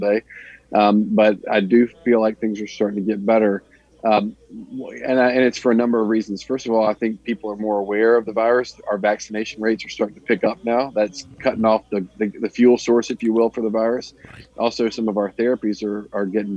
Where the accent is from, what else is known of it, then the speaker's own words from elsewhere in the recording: Mobile, Alabama, United States; moved away as an adult; now in Middle Tennessee, United States; I grew up down in Mobile, Alabama, in a pretty rural community